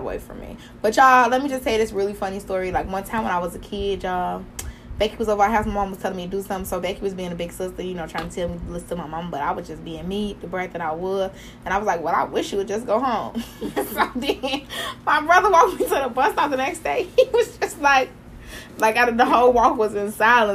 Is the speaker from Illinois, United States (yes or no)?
yes; Chicago, Illinois, United States; I grew up out West